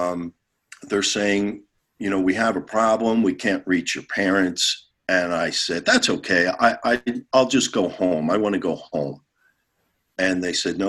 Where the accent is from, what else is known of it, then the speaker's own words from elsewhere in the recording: Philadelphia, Pennsylvania, United States; Philadelphia, the city of brotherly love, my hometown